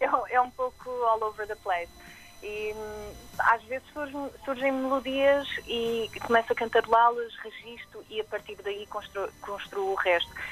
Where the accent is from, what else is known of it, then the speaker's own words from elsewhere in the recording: Aveiro, Centro, Portugal; Sou, sou natural de Aveiro